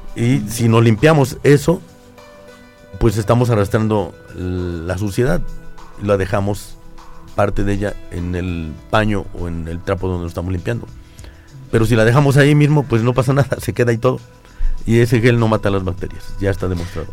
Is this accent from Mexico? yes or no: yes; Mexico; como mexicanos